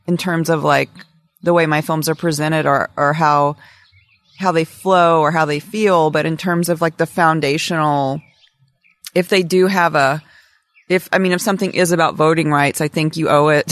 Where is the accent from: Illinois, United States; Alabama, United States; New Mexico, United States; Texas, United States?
Alabama, United States; moved away; I'm from Alabama